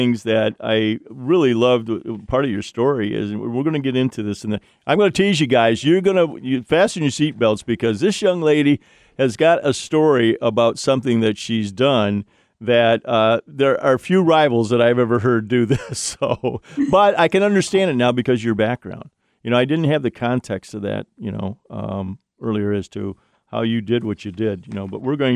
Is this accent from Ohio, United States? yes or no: yes; Ohio, United States; moved away; my home state, Ohio